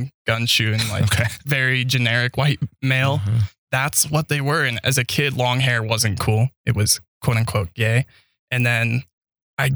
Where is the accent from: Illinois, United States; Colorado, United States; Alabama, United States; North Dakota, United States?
Colorado, United States; Idaho Springs; also born or lived in Logan, Utah; I was born in Logan, Utah. Yeah, Mormon Central. That's why my parents moved me out of there. They were not Mormon. Grew up in Idaho Springs, Colorado.